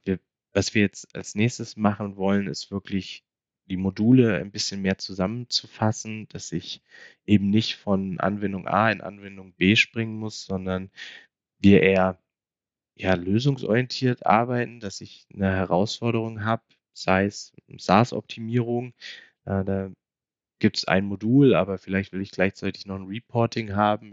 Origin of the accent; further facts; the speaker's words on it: Hesse, Germany; now in Munich, Germany; bin ich ja dann doch äh, noch gebürtiger Hesse